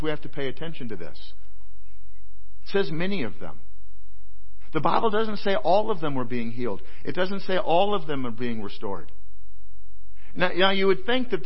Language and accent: English; Iowa, United States; moved away; I was born in Iowa. I dearly love the place